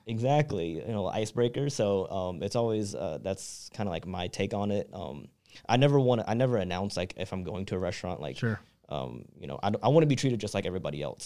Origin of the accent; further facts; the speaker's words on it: Charlotte, North Carolina, United States; moved away as an adult; also born or lived in Southern California; I was born and raised in Charlotte